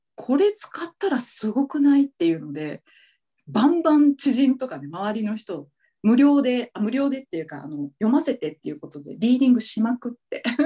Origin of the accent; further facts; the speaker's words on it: Okinawa, Japan; now in Tokyo, Japan; 私沖縄出身なんだけど